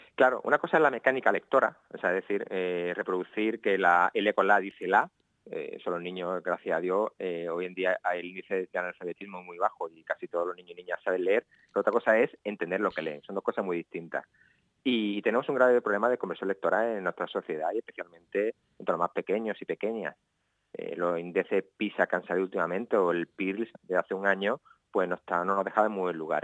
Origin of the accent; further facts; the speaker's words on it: Cádiz, Andalusia, Spain; soy un gaditano un poco atípico